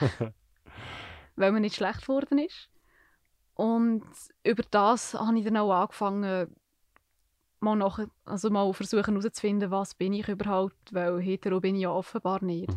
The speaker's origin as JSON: {"language": "German", "town": "Niedergösgen", "region": "Solothurn", "country": "Switzerland", "tie": "born or raised there", "said": "ich bin seit ich mich erinnern zu Niedergösgen aufgewachsen"}